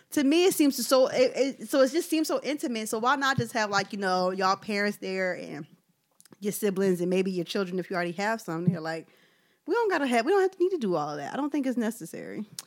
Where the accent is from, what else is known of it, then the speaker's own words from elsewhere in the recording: Philadelphia, Pennsylvania, United States; I'm from South Philly